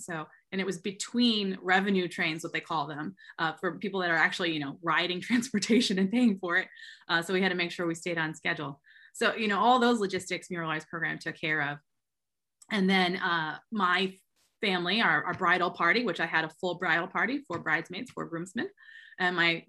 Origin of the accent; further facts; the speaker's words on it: Massachusetts, United States; now in Philadelphia, United States; I'm originally from Massachusetts